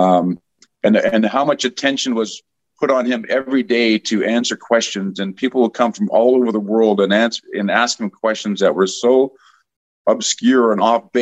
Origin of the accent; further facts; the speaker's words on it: Edmonton, Alberta, Canada; moved away as an adult; I had the good fortune of growing up in Edmonton